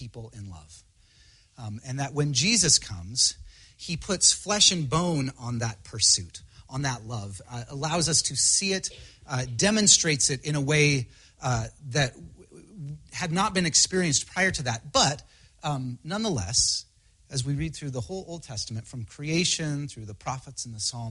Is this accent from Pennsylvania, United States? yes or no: no; Spokane, Washington, United States; now in Seattle, United States; I grew up in Spokane. My parents are still there